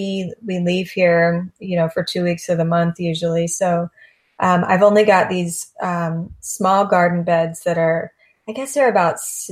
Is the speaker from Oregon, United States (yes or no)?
no; Florida, United States; So my family, I'm seventh generation from East Coast of Florida.